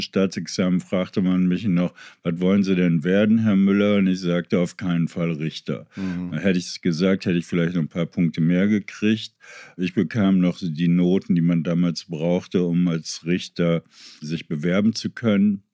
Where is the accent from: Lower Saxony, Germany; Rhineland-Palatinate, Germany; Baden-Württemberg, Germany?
Lower Saxony, Germany; Meppen; moved away; also born or lived in Kreuzberg, Berlin; meiner Heimatstadt Meppen